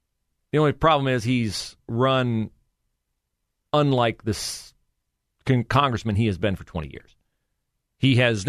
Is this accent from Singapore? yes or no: no; Ohio, United States; moved away as an adult; Even though the reason I left Ohio when I was 18 years old was to enlist in the United States Marine Corps and go serve my country.